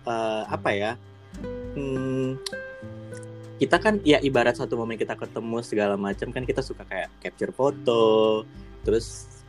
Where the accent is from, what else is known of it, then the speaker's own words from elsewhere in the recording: Medan, North Sumatra, Indonesia; gue asalnya dari gue asalnya dari uh, sebuah kota satu kota di uh, di Sumatera Utara jadi gue dari Medan, Horas.